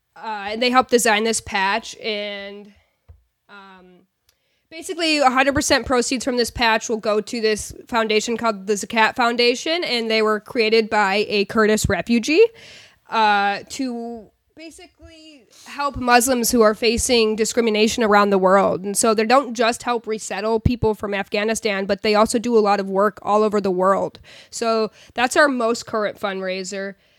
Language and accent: English; rural New York, United States; moved away; also born or lived in Portland; I grew up in New York and I grew up in rural New York